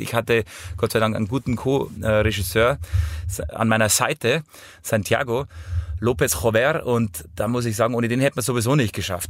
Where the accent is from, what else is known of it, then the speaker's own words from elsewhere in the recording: Hausham, Bavaria, Germany; ich bin in Hausham aufgewachsen